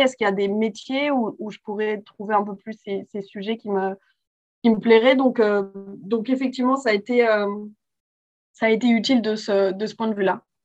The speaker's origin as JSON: {"language": "French", "town": "Paris", "region": "Île-de-France", "country": "France", "tie": "born or raised there", "said": "j'ai grandi euh, à Paris, euh, donc en France"}